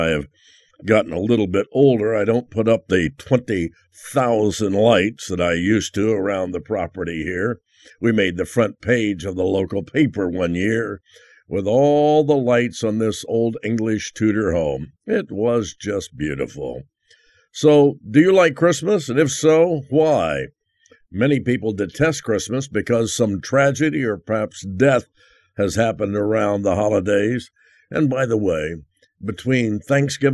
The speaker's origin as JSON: {"language": "English", "town": "Roanoke", "region": "Indiana", "country": "United States", "tie": "born or raised there", "said": "in my hometown of Roanoke, Indiana."}